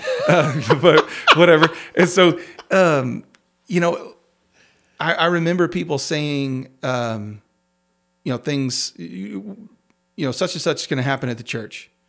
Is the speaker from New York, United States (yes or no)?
no; Crosbyton, Texas, United States; I grew up in the middle of nowhere on the other side of Crosbyton